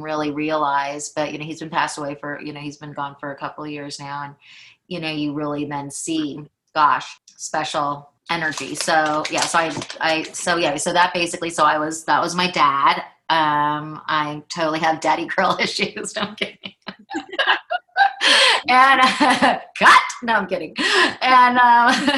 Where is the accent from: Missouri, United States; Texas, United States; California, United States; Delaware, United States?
California, United States; Los Angeles; I am from Los Angeles